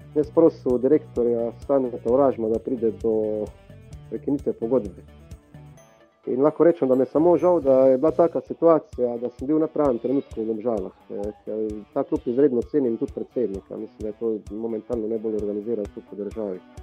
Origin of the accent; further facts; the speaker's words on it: Črna na Koroškem, Carinthia, Slovenia; moved away; also born or lived in Ljubljana; sem odraščal v Črni